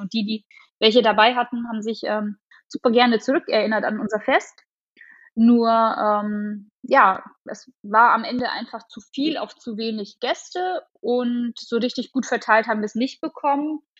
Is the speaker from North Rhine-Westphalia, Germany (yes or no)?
no; Augsburg area, Bavaria, Germany; ich komme aus dem Augsburger Raum